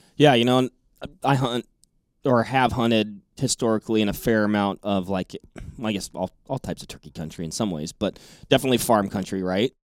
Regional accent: Washington, United States; I grew up in Washington State

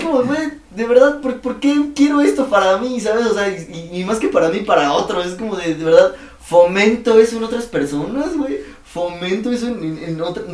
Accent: Mexico City, Mexico; ¿de dónde vienes de la ciudad?

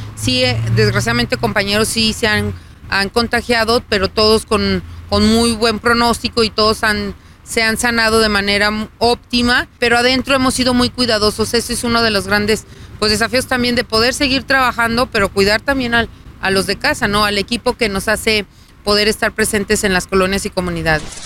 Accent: Aguascalientes, Mexico; Yo soy de Aguascalientes, nací aquí, vivo aquí y seguiré viviendo aquí seguramente

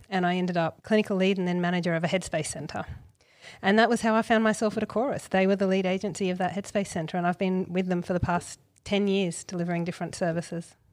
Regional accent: Gold Coast, Queensland, Australia; I grew up on the Gold Coast.

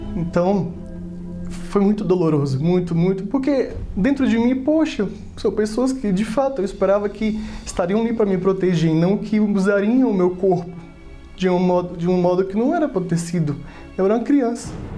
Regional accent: Fortaleza, Ceará, Brazil; Eu nasci em Fortaleza, sou da terra lá do Ceará

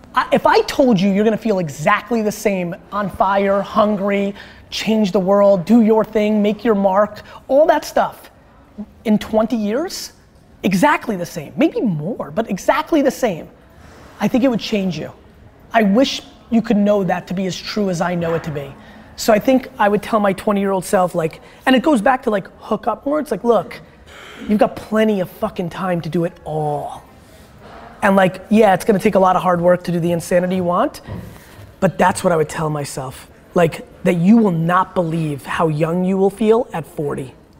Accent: Dover, United States; English is a second language; I wasn't born here my first interaction with American kids when I was like four in Dover

